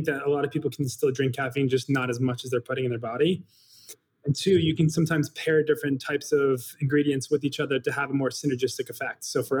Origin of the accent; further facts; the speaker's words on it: Chicago, Illinois, United States; growing up in the South Side of Chicago.